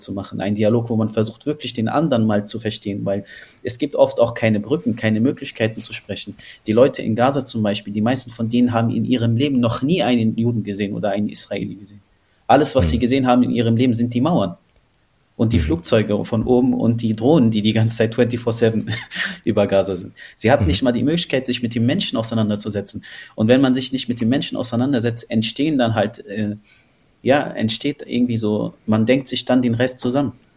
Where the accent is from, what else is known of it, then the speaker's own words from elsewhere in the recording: Berlin, Germany; ich bin in Berlin groß geworden und aufgewachsen